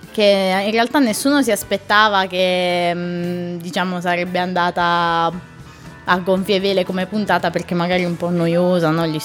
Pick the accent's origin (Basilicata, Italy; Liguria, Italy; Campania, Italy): Basilicata, Italy; Melfi; io vengo da una città che si chiama Melfi, che non è Amalfi e non è Menfi